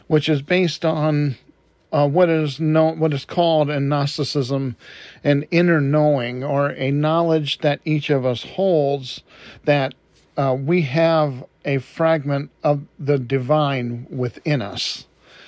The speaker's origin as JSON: {"language": "English", "town": "Detroit", "region": "Michigan", "country": "United States", "tie": "born or raised there", "moved": "yes", "said": "I was born and raised in Detroit, Michigan"}